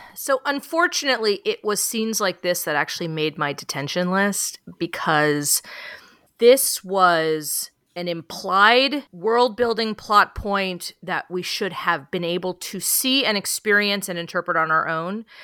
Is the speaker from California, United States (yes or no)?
yes; San Francisco, California, United States; I grew up in San Francisco